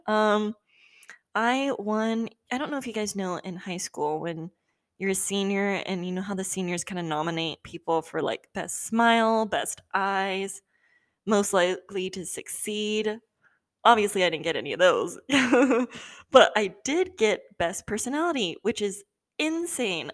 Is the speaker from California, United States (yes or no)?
yes; Southern California, United States; I live in SoCal currently, and I've lived in SoCal my entire life.